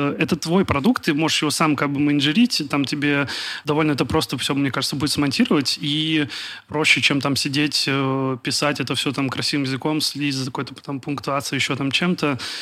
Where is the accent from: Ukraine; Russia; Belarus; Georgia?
Russia; Kaliningrad, Kaliningrad Oblast; я из Калининграда